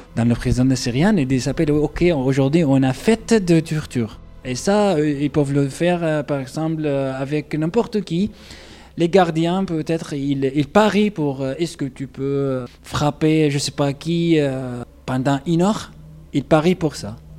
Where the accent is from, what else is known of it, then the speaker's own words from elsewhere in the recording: Daraa, Daraa Governorate, Syria; French is a second language; moved away as an adult; also born or lived in Ibta, Syria / Damascus, Syria; now in Toulouse, France; je suis né en Syrie, dans le sud de Syrie, dans une petite ville, ou comme on dit, un petit village s'appelle Ipta, c'était euh, là-bas mon, enfance jusqu'à l'âge de 13 ans. Et après, j'ai déménagé à Dera